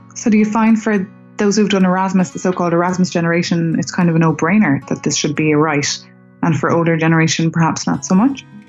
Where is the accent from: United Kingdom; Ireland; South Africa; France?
Ireland; now in Brussels, Belgium; I'm an Irish reporter in Brussels.